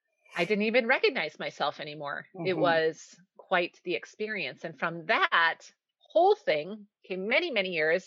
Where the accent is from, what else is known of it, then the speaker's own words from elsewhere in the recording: Wisconsin, United States; now in Minnesota, United States; I'm from Minnesota, or I should say I'm living here now, but I am from Wisconsin. So I'm a Midwest girl through and through